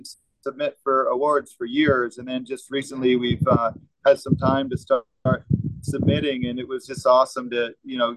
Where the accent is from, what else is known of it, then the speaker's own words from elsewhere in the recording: Vermont, United States; moved away as an adult; now in Florida, United States; growing up in Vermont